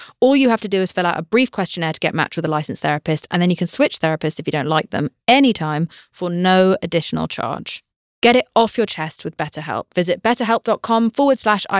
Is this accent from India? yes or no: no; United Kingdom; I'm British